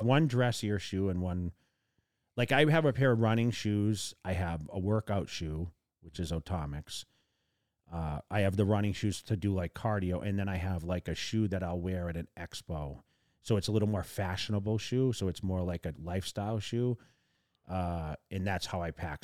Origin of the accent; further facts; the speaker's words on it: Massachusetts, United States; also born or lived in California; now in Las Vegas, United States; I grew up in Massachusetts